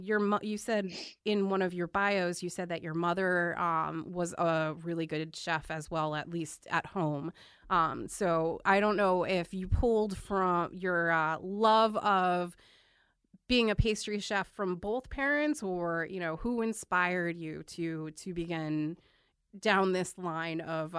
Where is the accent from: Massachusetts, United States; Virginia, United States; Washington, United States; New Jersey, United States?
New Jersey, United States; I grew up in South Jersey. I went to Shawnee.